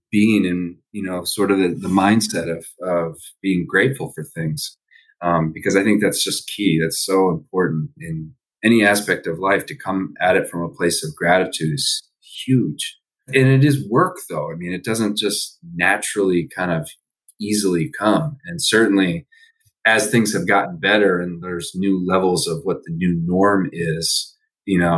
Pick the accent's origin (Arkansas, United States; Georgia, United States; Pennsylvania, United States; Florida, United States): Pennsylvania, United States; Allentown; also born or lived in Philadelphia / Maine; born in Philadelphia. Was only there for I think the first two years of my life. Lived in uh, uh, Maine for uh, a, a few years when I was very young, and then moved back to Pennsylvania, but not to Philadelphia, lived in Allentown, Pennsylvania